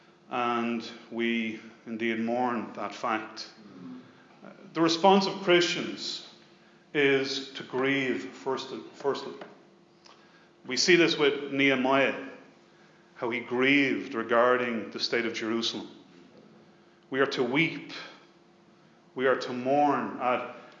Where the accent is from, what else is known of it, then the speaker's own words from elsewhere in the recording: Dublin, Leinster, Ireland; also born or lived in Leicester; I was born in Leicester in 1968 and returned back to Dublin at the age of two in 1970. Like so many Irish